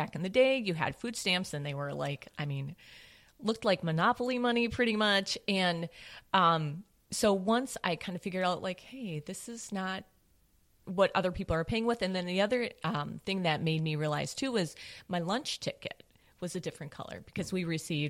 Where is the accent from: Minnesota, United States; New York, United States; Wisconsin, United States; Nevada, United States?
Minnesota, United States; St. Paul; St. Paul.